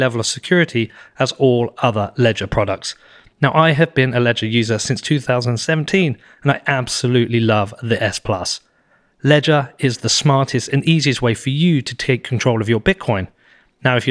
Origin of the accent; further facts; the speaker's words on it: United Kingdom; I'm British